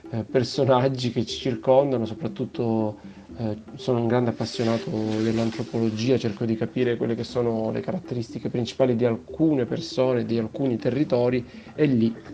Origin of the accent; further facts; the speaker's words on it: Crotone, Calabria, Italy; Vengo da Crotone, dal Teatro della Maruca e vado a Messina al Teatro dei Tre Mestieri.